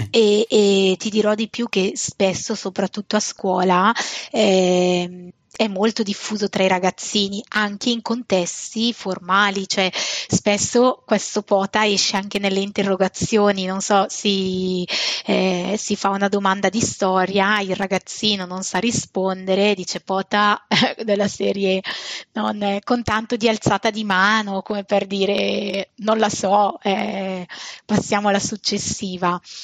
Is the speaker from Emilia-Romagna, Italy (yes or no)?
no; Bergamo, Lombardy, Italy; e noi bergamaschi condiamo effettivamente le frasi con questo pota